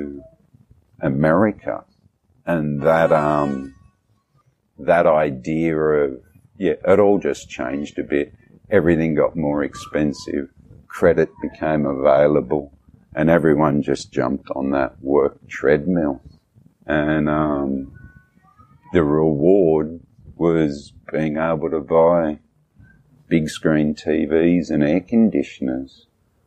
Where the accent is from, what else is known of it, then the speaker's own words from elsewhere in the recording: Australia; moved away as an adult; now in Vietnam; I'm from there